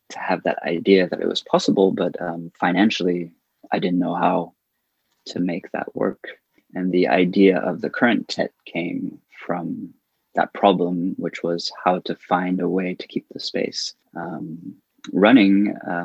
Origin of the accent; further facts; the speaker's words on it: California, United States; also born or lived in Paris, France; now in Berlin, Germany; I've been in Berlin for 15 years, originally from California. I moved from Paris to Berlin 15 years ago.